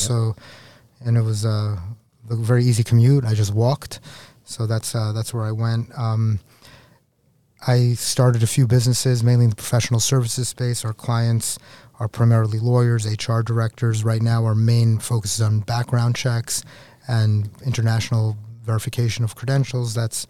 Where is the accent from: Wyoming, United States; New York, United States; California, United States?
New York, United States; New York City; Yeah, so I grew up in Queens, New York. I lived in New York City, the New York State, my whole life.